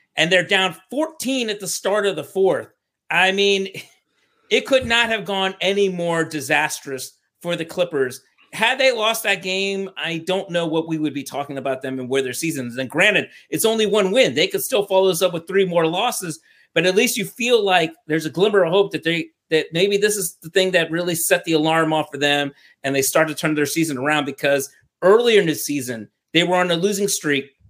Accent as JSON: {"language": "English", "town": "Washington", "region": "District of Columbia", "country": "United States", "said": "I'm from Washington, D C"}